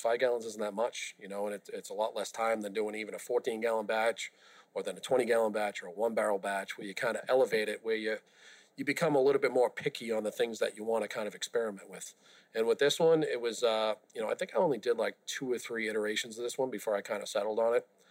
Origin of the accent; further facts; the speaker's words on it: Boston, Massachusetts, United States; I grew up in South Boston